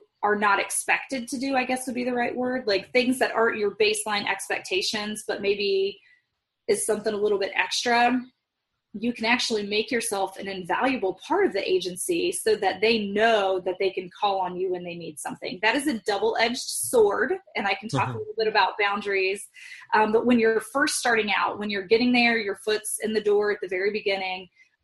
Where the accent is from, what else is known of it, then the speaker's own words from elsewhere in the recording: Midwest, United States; I grew up in the Midwest where work ethic is more important than the Bible